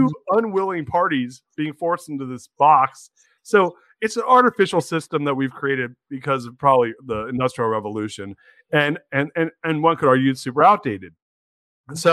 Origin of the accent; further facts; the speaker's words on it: California, United States; moved away as an adult; now in Austin, United States; I'm originally from California